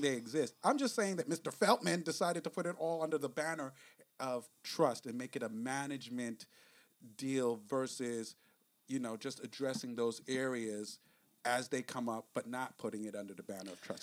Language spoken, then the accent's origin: English; New York, United States; accent: New York; I guess that's my New York accent